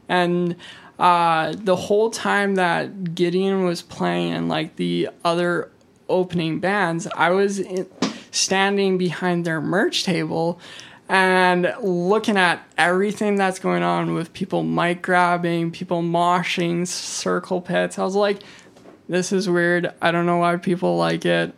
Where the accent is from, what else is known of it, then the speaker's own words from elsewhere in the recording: Kelowna, British Columbia, Canada; I'm born and raised from Kelowna